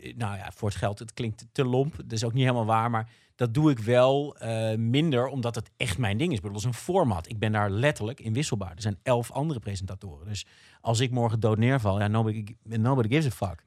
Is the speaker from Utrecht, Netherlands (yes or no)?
no; Rotterdam, South Holland, Netherlands; als Rotterdammer